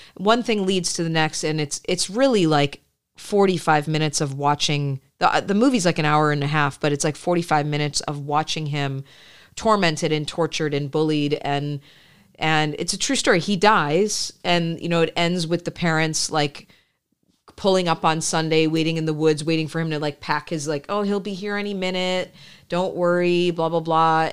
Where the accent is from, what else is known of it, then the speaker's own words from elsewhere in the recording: Midwest, United States; I grew up in the suburbs. Uh, I grew up in the Midwest